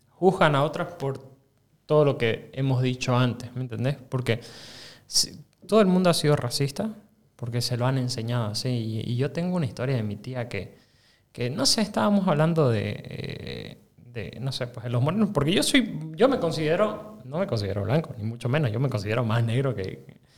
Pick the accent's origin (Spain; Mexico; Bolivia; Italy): Bolivia; Santa Cruz; Claro y yo soy su camba.